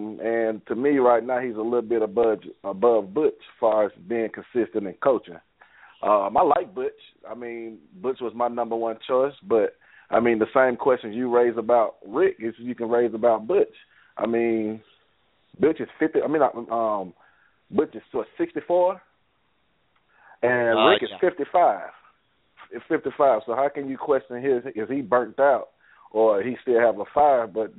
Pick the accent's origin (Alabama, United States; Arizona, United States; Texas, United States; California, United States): Alabama, United States; Birmingham; I'm from Birmingham. Alabama.